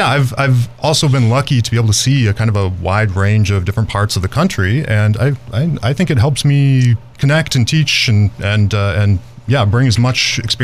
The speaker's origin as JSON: {"language": "English", "town": "Petersburg", "region": "Alaska", "country": "United States", "tie": "born or raised there", "also_born_or_lived": "Juneau, Alaska / Arizona / Bay Area, California / New York", "moved": "as an adult", "lives_now": "Georgia, United States", "said": "I grew up in Southeast Alaska in a little town called Petersburg, and later on in Juneau, the capital, population 28,000, no roads out."}